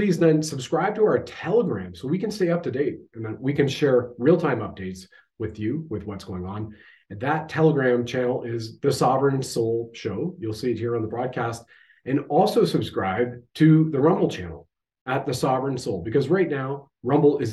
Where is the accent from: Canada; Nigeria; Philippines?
Canada